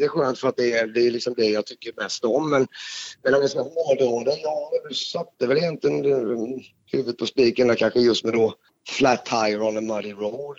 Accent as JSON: {"language": "Swedish", "region": "Småland", "country": "Sweden", "tie": "born or raised there", "said": "jag är ju född i Småland"}